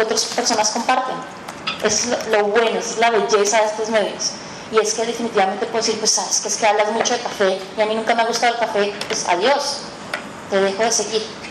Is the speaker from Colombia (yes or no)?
yes; Colombia; now in Mexico; Soy una colombiana que vive en México